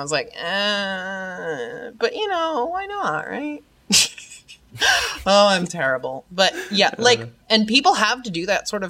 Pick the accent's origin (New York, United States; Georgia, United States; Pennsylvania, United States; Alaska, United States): New York, United States; I'm totally from New York.